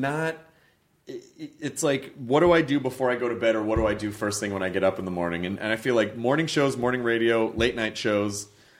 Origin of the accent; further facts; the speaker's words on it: United Kingdom; I'm British, but here I am, another white guy in this late night lineup of white dudes.